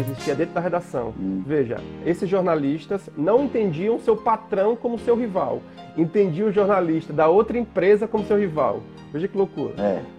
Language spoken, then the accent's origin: Portuguese; interior of Alagoas, Brazil; sou de uma cidade do interior de Alagoas